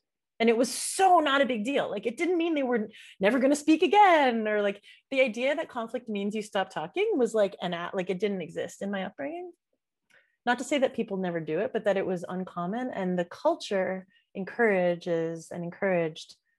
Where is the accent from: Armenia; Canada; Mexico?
Canada; Montreal, Quebec; I was born in Montreal, I was born in Canada, but my dad's an immigrant.